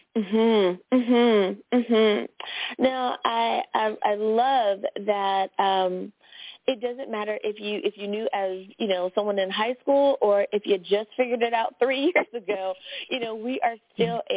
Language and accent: English; United States; my home country, the USA